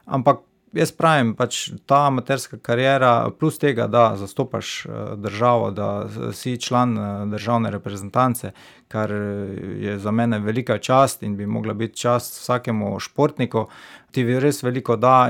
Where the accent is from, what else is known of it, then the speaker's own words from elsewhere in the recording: Stranice, Slovenia; moved away as an adult; now in Maribor, Slovenia; rodil sem se v Mariboru, ne? potem sem pa, ker starši imajo domačijo, oziroma temu rekel bajto na stranicah, zato sem tam preživel mladostniška leta, se pravi od samega porojstva do študija